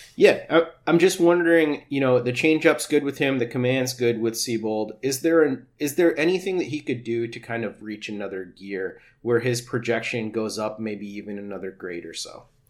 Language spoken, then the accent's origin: English; Worcester, Massachusetts, United States; Worcester, though? That's that's my hometown